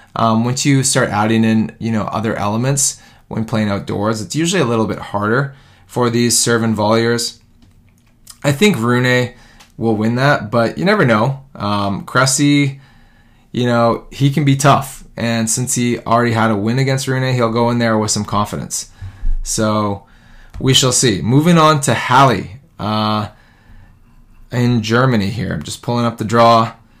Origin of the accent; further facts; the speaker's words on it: Vancouver, British Columbia, Canada; my hometown of Vancouver